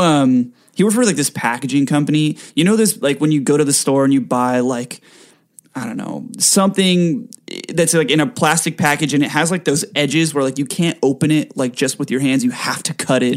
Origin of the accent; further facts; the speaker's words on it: Rancho Santa Margarita, California, United States; also born or lived in Mission Viejo, California; now in Los Angeles, United States; I lived in Rancho Santa Margarita for most of my life.